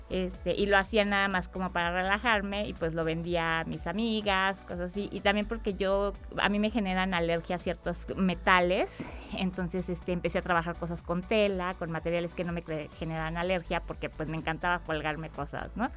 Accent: Mexico City, Mexico; moved away as an adult; now in Aguascalientes, Mexico; soy del Distrito Federal

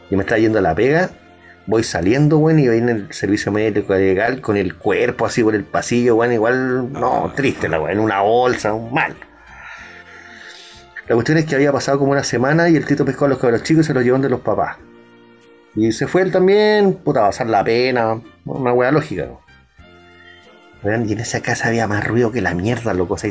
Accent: Venezuela; los que están ahora, que pues, somos venezolanos.

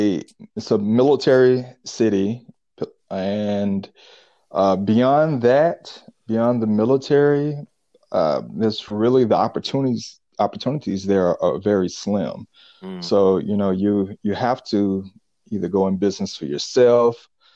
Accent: Pensacola, Florida, United States; now in Atlanta, United States; Pensacola, Florida.

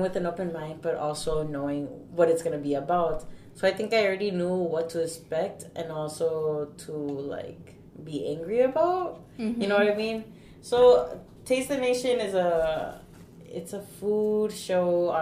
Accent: Milwaukee, Wisconsin, United States; we're both from the South Side and we come from immigrant families

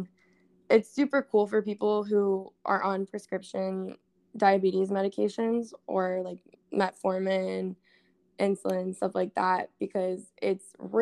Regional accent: Texas, United States; also born or lived in Hawaii; now in New York, United States; I was born in Texas

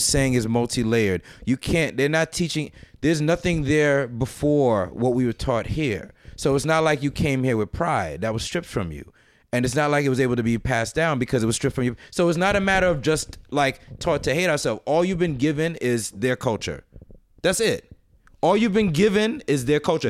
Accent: United States; I was born in America

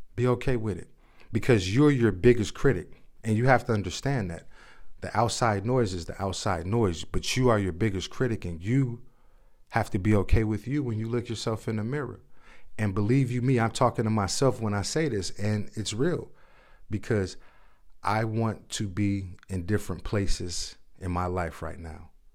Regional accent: Chicago, Illinois, United States; I'm born and raised in Chicago

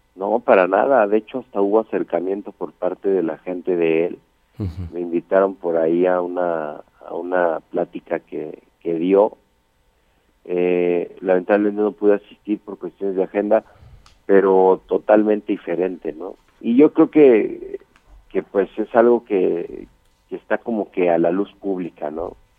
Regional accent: Mexico; yo soy mexicano 100%

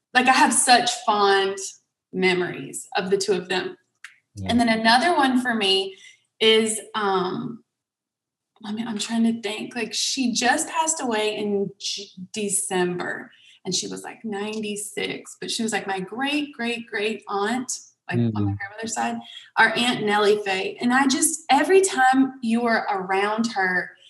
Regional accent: Sauk Rapids, Minnesota, United States; also born or lived in Crawfordville; I grew up there and was really involved with the youth

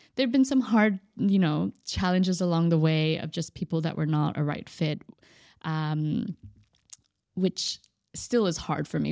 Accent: Austin, Texas, United States; moved away as an adult; now in Dubai, United Arab Emirates; born and raised in Austin, Texas

